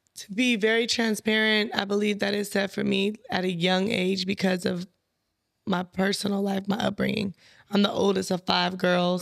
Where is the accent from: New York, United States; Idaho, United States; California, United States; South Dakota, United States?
California, United States; San Bernardino; I'm from San Bernardino, California